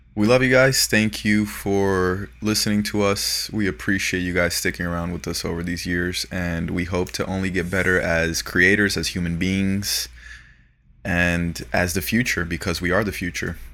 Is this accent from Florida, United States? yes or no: yes; Florida, United States; now in Los Angeles, United States; growing up in Florida